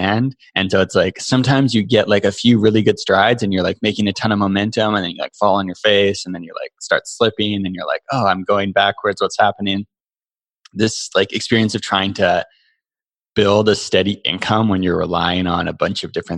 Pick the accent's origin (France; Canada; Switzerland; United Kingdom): Canada; we are lucky to be Canadian